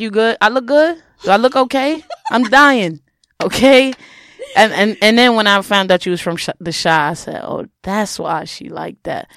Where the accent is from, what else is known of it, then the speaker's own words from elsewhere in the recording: New York, United States; I'm from New York